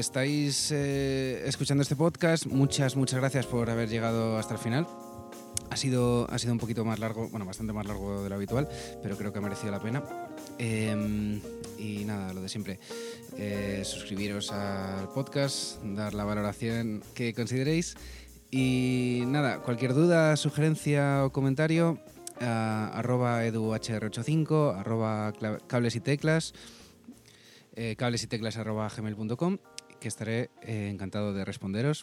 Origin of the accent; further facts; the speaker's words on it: Madrid, Community of Madrid, Spain; como madrileño